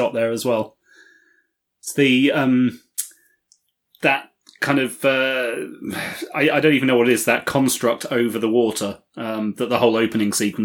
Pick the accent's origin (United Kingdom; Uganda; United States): United Kingdom; speaking as a Brit